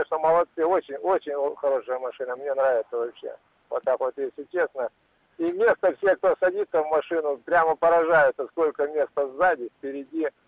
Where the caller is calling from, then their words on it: Krasnoyarsk, Krasnoyarsk Krai, Russia; Здравствуйте, я из Красноярска